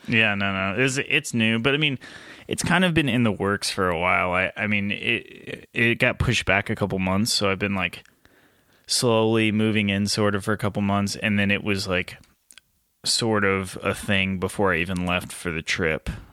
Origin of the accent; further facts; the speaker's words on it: Nashville, Tennessee, United States; I'm from Nashville